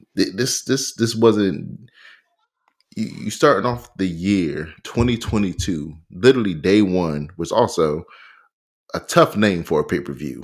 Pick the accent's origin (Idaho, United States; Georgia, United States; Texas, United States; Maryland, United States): Maryland, United States; Pioneer City; where I grew up in Pioneer City.